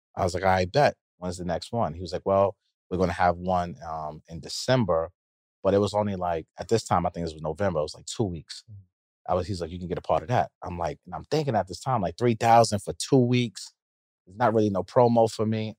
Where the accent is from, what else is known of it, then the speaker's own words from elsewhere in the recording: New York City, New York, United States; I'm from Queens